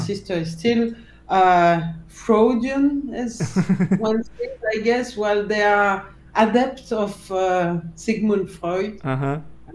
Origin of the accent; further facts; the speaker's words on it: Brussels, Brussels-Capital Region, Belgium; I was born in Brussels. I grew up there